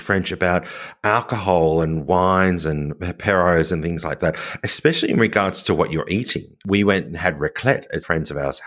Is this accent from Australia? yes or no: yes; Australia; now in France; I am Australian